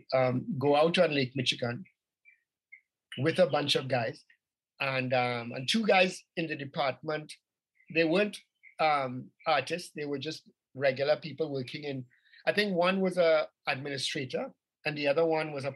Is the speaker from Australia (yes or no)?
no; Trinidad & Tobago; people from Trinidad, because, you know, 45% of our population is from India